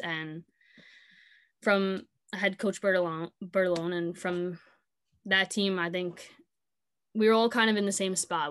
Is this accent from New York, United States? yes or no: yes; Sayville, New York, United States; I grew up in Sable